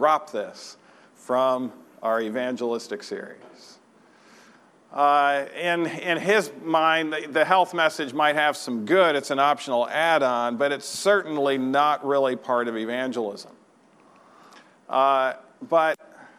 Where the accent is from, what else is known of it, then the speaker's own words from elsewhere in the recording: Troy, Michigan, United States; moved away; my home church on a Friday night that I grew up in Troy, Michigan.